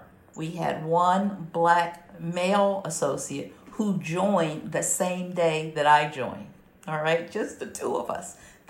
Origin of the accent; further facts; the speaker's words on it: Philadelphia, Pennsylvania, United States; the little townhouse that I grew up in South Philadelphia could probably fit in one of those offices.